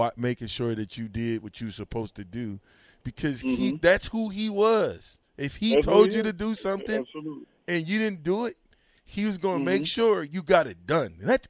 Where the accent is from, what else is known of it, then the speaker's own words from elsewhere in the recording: Omaha, Nebraska, United States; I was born and raised in Logan Findell Projects.